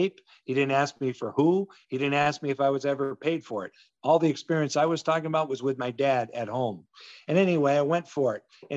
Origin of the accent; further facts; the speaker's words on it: Western Massachusetts, United States; moved away; also born or lived in Hartford / North Carolina / Seattle; I grew up in Western Massachusetts